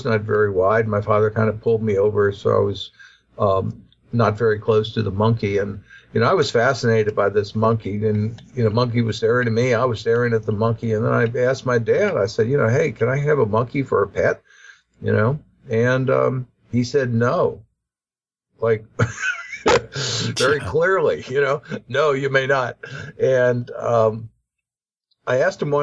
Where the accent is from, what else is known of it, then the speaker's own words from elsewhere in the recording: Lake Pontchartrain, Louisiana, United States; I grew up sailing on Lake Pontchartrain as a child